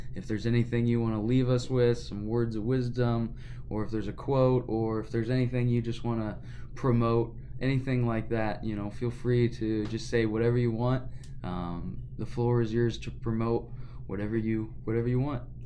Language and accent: English; York, Nebraska, United States; I grew up here in York